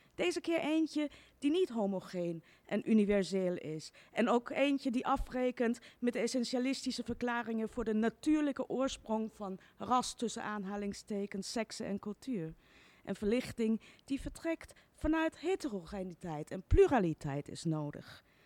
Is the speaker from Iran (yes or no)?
yes; Iran; also born or lived in Austria; now in Netherlands; het land waar ik vandaan kom